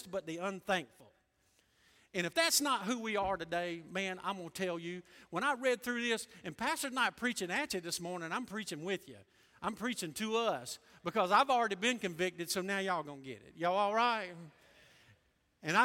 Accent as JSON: {"language": "English", "country": "United States", "tie": "born or raised there", "said": "I'm American by birth and Christian by the grace of God."}